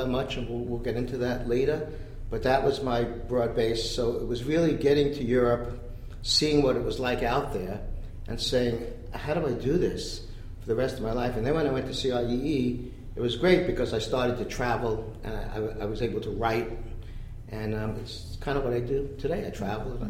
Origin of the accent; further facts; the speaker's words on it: New York City, New York, United States; I'm a New Yorker.